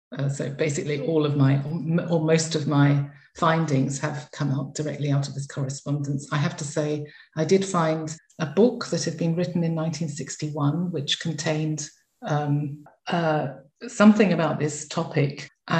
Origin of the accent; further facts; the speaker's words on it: Ettlingen, Baden-Württemberg, Germany; my hometown of Ettlingen in the Northern Black Forest.